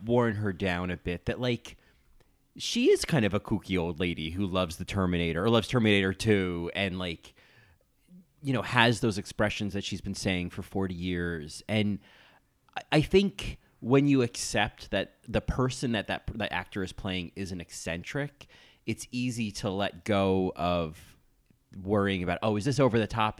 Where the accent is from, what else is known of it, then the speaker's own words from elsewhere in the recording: New Jersey, United States; moved away as an adult; also born or lived in Ithaca, New York; I grew up in New Jersey